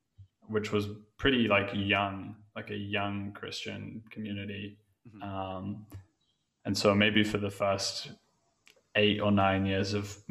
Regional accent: England, United Kingdom; Growing up in England, I was always drawn to like that sort of late 60s time

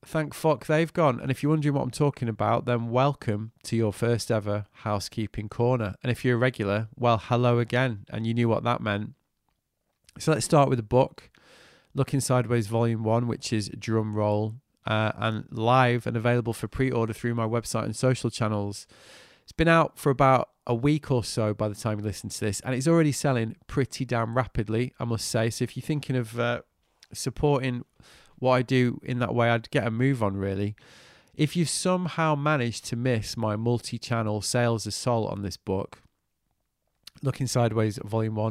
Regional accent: United Kingdom; As a Brit

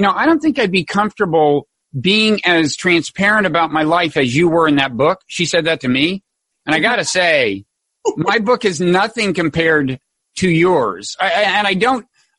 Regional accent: Texas, United States; I was brought up Southern Baptist in Texas, not that far from you. Mainly in Texas

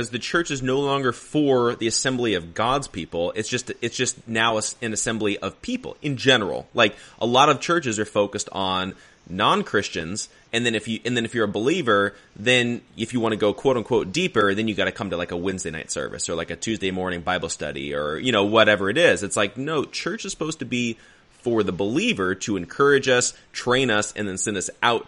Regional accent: Arizona, United States; moved away; I grew up in Arizona, and we went to a church out there in Arizona

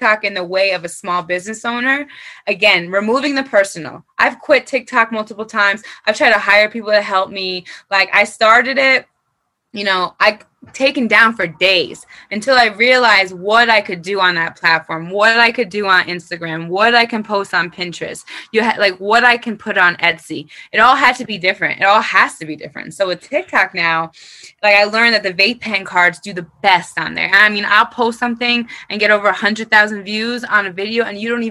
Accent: New York, United States; I'm from New York

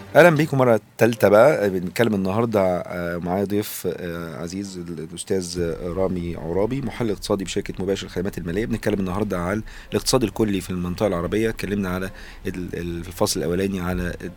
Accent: Egypt; عندنا في مصر

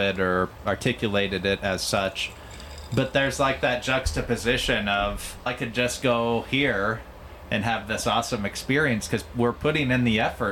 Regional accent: Omaha, Nebraska, United States; I'm from Northwest Omaha

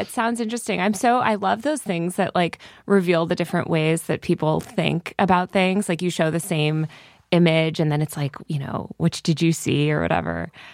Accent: Connecticut, United States; born or raised there; moved away; also born or lived in New York City

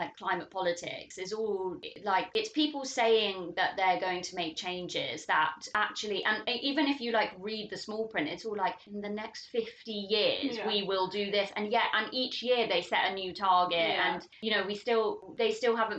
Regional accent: United Kingdom; we're very British

